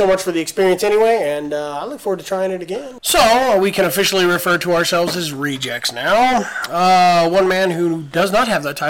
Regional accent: California, United States; and this is how you know we're from California.

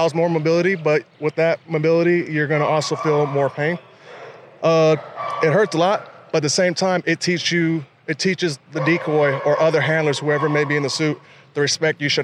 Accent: Los Angeles, California, United States; now in Hawaii, United States; Originally Los Angeles

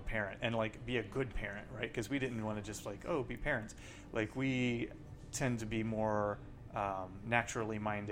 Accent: Owensboro, Kentucky, United States; born or raised there; moved away as an adult; also born or lived in Oklahoma City, Oklahoma / Cincinnati, Ohio; now in Ann Arbor, United States

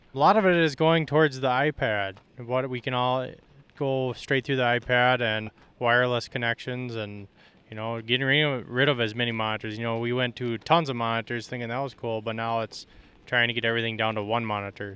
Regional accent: Stuart, Minnesota, United States; I am from Stuart, Minnesota. We run corn and soybeans

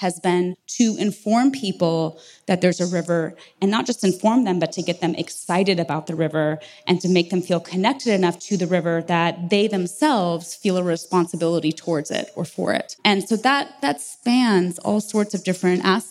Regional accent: San Diego, California, United States; now in Los Angeles, United States; I grew up in San Diego.

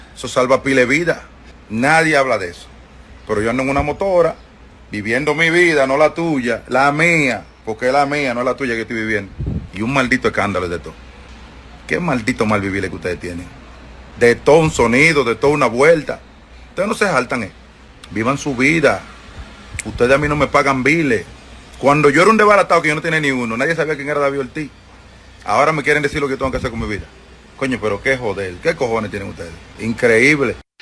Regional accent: Dominican Republic; aquí en la República Dominicana que yo nunca entendí que me podía pasar en mi país

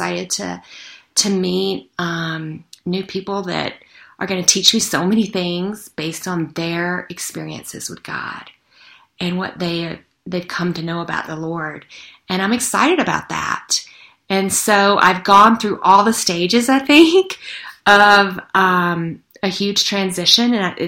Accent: the South, United States; that adage that I grew up with in the South

